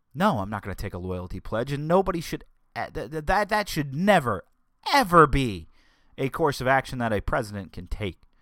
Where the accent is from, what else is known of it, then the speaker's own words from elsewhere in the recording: United States; as citizens of the United States of America